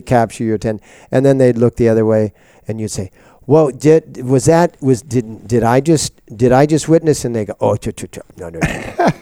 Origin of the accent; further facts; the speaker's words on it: Seattle, Washington, United States; when I grew up in Seattle, uh, starting in nineteen forty-five